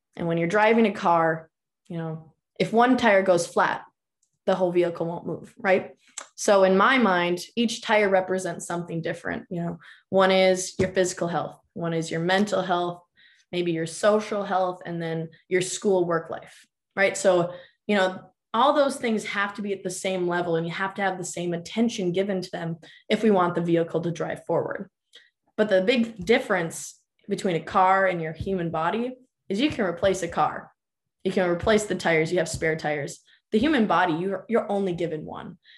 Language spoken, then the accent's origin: English; Minot, North Dakota, United States; now in Grand Forks, United States; I actually did my undergrad at Minot State University. That's my hometown